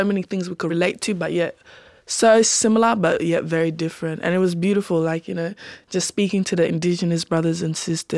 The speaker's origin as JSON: {"language": "English", "country": "Sudan", "moved": "yes", "lives_now": "Australia", "said": "I'm from Sudan"}